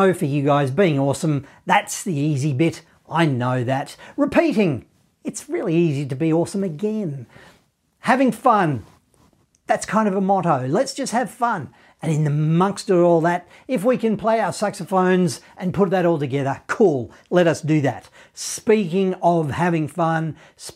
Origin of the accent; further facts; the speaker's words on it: Australia; I'm from Australia